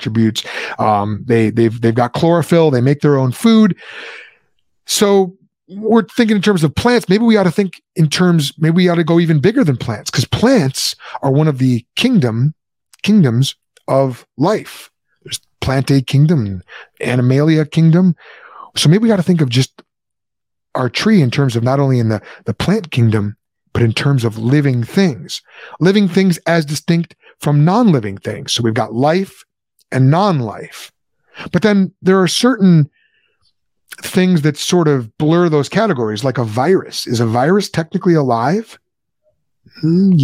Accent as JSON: {"language": "English", "country": "United States", "said": "I'm an American."}